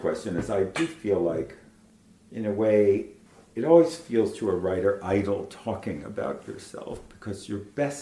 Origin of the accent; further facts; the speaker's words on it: United States; I'm Jewish, I'm American